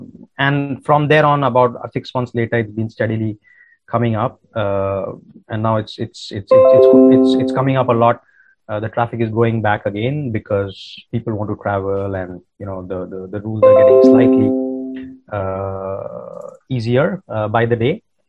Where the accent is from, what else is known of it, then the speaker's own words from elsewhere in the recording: India; English is a second language; So I grew up in India. That's where I come from. And we moved around a lot because my father was working in the Indian Air Force.